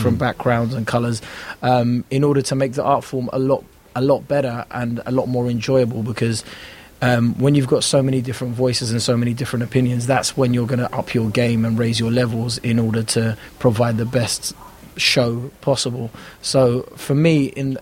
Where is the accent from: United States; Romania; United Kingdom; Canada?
United Kingdom; London; where I grew up was great, because I was amongst so many different cultures